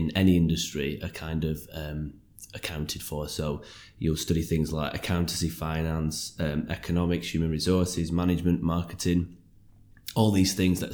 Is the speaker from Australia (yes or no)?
no; Lancashire, North West England, United Kingdom; also born or lived in West Yorkshire; I'm from Lancashire originally, and I studied in West Yorkshire.